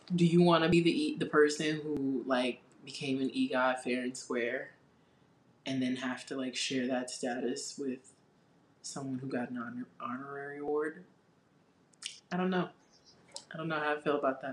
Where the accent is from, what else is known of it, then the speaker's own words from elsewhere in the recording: New York, United States; We're from New York.